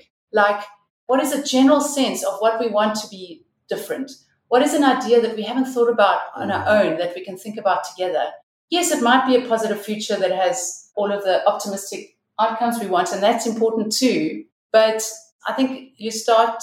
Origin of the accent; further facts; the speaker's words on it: South Africa; as a white woman growing up in South Africa during the transition